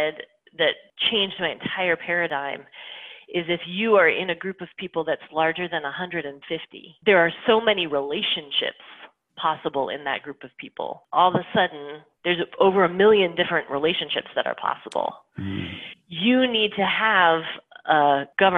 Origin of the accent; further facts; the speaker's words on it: Mason City, Iowa, United States; moved away; I grew up in Mason City, which is the county seat.